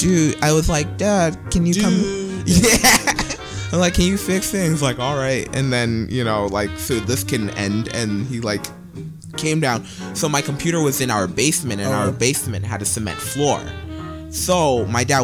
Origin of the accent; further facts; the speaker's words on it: Cleveland, Ohio, United States; I grew up on the east side of Cleveland